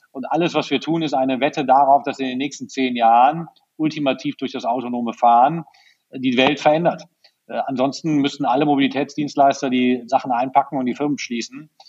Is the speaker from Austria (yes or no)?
no; Berlin, Germany; wenn ich als Berliner auf mein Auto verzichten soll